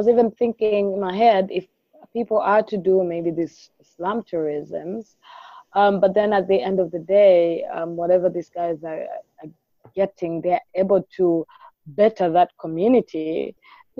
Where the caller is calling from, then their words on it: Dar es Salaam, Tanzania; And I'm podcasting from Dar es Salaam.